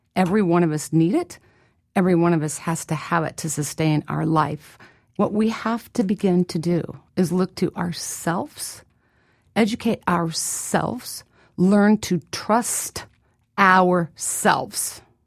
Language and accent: English; Midwest, United States; I was born and raised in the Midwest